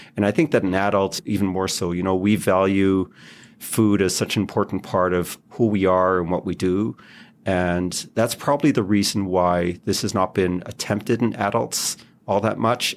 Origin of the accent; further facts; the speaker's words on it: Israel; moved away as an adult; also born or lived in Toronto; I grew up in Israel, went, I did medical school and pediatrics there